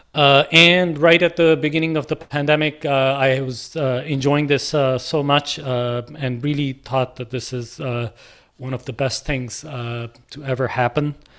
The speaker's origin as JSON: {"language": "English", "town": "Lahore", "region": "Punjab", "country": "Pakistan", "tie": "born or raised there", "moved": "yes", "said": "my journey from a kid in Lahore to, uh, coming here"}